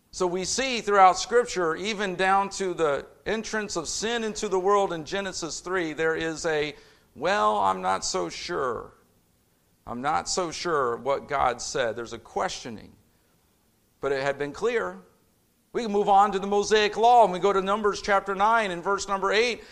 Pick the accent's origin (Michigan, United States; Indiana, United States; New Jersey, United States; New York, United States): Indiana, United States; Indianapolis; moved away; I'm a city kid. I grew up in Indianapolis